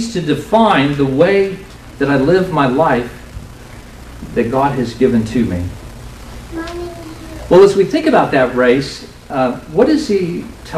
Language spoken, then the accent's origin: English; United States; affluent American Christians